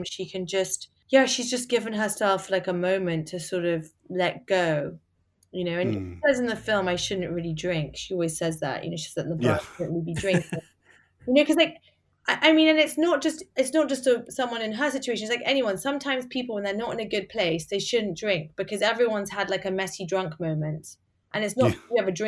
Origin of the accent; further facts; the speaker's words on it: England, United Kingdom; moved away as an adult; also born or lived in United States; now in London, United Kingdom; we're both English